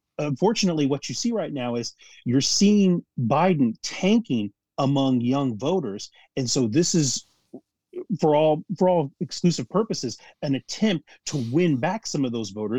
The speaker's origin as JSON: {"language": "English", "region": "Illinois", "country": "United States", "moved": "as an adult", "said": "I'm originally from Illinois. I left Illinois for a few years to go work out east. But, you know, home is where the heart is. And I was drawn back to the state."}